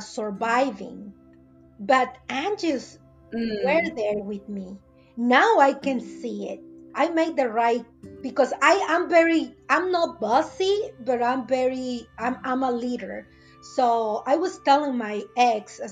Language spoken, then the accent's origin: English; Veracruz, Mexico; English is a second language; moved away as an adult; now in United States; I'm original from Mexico. Exactly. The state is Veracruz